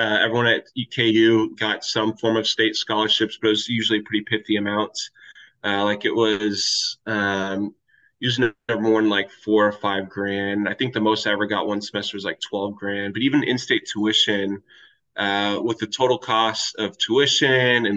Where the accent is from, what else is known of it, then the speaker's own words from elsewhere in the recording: Kansas, United States; moved away as an adult; also born or lived in Southern California / Japan; I specifically went back to the state of Kansas, which is where I'm from, for med school for in-state tuition